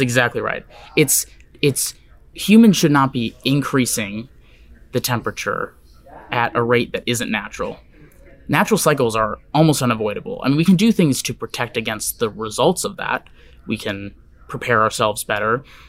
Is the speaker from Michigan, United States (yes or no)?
no; Wisconsin, United States; now in Seattle, United States; where I grew up in Wisconsin